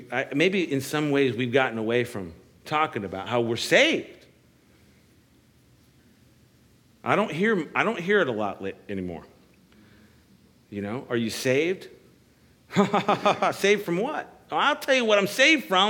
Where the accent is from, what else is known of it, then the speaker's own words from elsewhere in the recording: Washington, District of Columbia, United States; I'm from the Washington, D.C. area, and we would actually take field trips to the Smithsonian